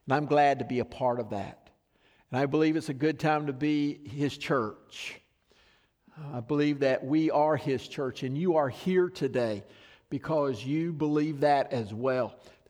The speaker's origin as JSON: {"language": "English", "region": "the South", "country": "United States", "tie": "born or raised there", "said": "I grew up in mostly in the South where my friends either believed the Bible as the truth as I did"}